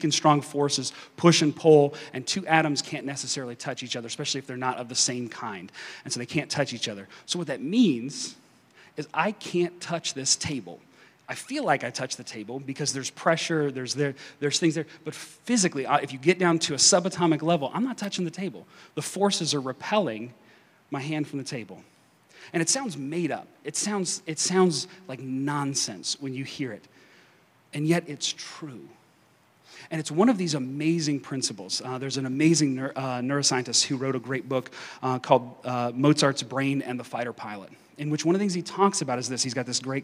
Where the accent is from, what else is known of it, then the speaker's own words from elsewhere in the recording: eastern Kentucky, United States; accent: Kentucky; now in Wichita, United States; I grew up in this small town in eastern Kentucky